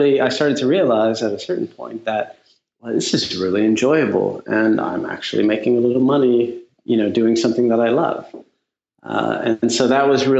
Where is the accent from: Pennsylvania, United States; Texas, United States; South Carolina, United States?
Texas, United States; also born or lived in Houston, Texas / Louisiana; now in New York, United States; I moved back with my mother to Texas. I grew up in a very small town